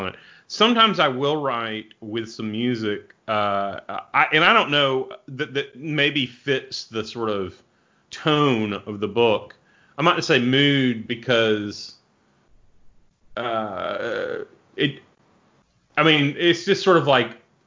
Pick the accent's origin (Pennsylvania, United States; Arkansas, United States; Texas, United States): Arkansas, United States; I'm from Arkansas, so I'm from the cradle of the blues.